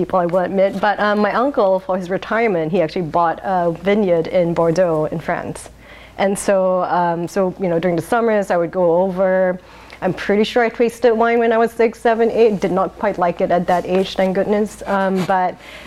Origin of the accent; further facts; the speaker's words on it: Singapore; now in Portland, United States; I was born in Singapore